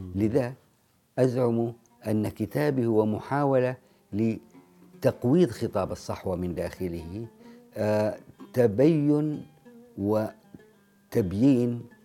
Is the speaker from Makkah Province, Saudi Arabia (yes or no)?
yes; Jeddah, Makkah Province, Saudi Arabia; أنا كمواطن سعودي